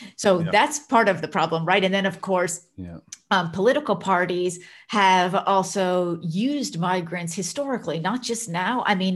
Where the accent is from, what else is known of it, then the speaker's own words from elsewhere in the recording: United States; moved away as an adult; now in Netherlands; So I myself am an immigrant in the Netherlands. So I'm originally from the United States. I've been living and working in the Netherlands for quite a long time.